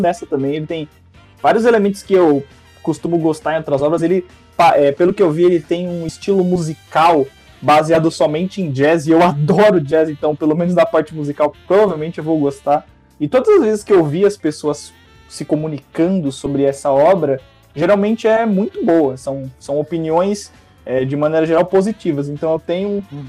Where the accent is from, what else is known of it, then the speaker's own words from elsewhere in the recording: Brazil; nós somos brasileiros e, re, e vivemos a realidade do nosso país